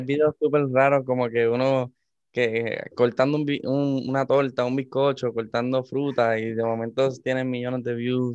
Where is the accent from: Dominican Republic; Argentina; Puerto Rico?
Puerto Rico; moved away; also born or lived in Miami, United States; yo soy de Puerto Rico. Eh, me, crié mitad de mi vida en Puerto Rico, después pasé a los Estados Unidos, a, Miami.